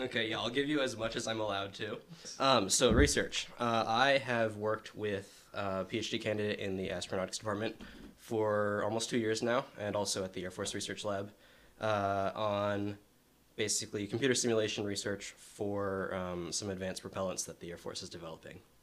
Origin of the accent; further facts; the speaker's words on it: Marin County, California, United States; I'm from Marin County in California